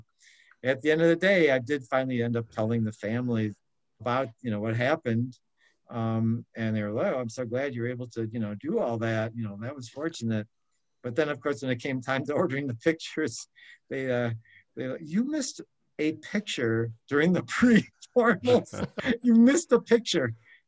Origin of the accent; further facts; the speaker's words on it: Milwaukee, Wisconsin, United States; moved away as an adult; now in Atlanta, United States; one of my earliest clients from Milwaukee, my hometown